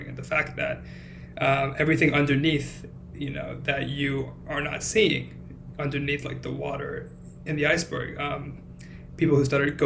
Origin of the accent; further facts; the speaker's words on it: Cupertino, California, United States; moved away as an adult; also born or lived in Los Angeles, United States; now in Boston, United States; I grew up in California, around San Jose, California, a place called Cupertino